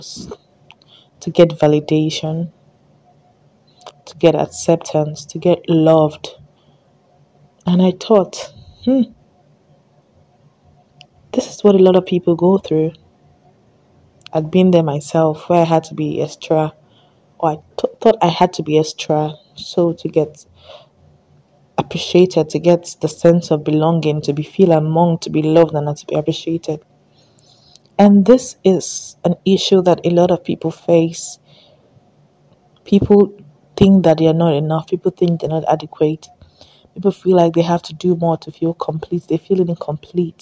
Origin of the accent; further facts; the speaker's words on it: Delta, Nigeria; I'm from Delta State, so that's kind of like the native food we have in Delta